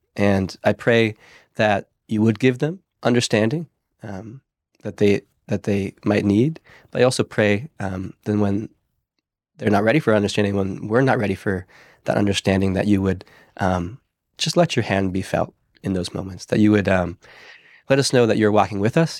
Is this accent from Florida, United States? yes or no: no; Pennsylvania, United States; moved away; I'm from Pennsylvania originally